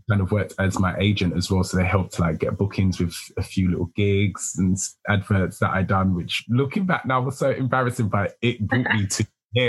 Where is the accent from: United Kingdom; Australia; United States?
United Kingdom; I'm a British fashion designer